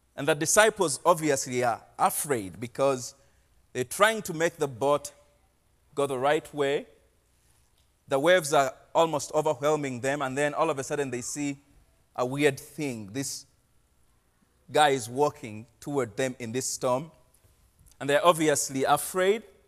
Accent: Uganda; moved away as an adult; now in Portland, United States; I am from Uganda. I've been living in Portland for the last three and a half

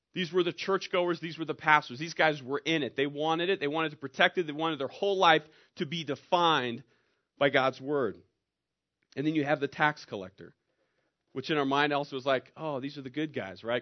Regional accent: Lebanon, Oregon, United States; also born or lived in Bend, Oregon / Prineville, Oregon / Bay Area, California; I'm from Lebanon

